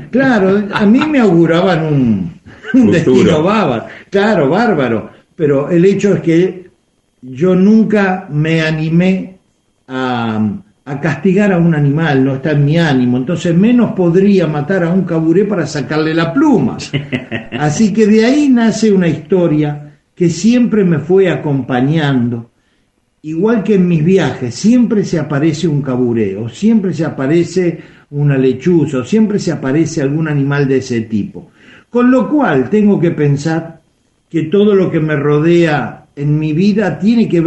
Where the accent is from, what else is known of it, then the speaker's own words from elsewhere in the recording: Argentina; este, más allá de que sea el zonal, somos argentinos y todos merecemos escuchar música de nuestras provincias.